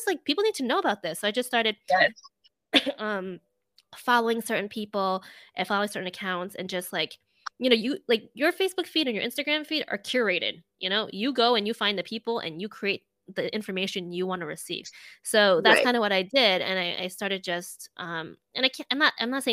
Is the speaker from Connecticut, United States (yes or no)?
no; New Jersey, United States; moved away as an adult; also born or lived in New York / Boston; I'm Chinese American. I grew up in a pretty diverse area in New Jersey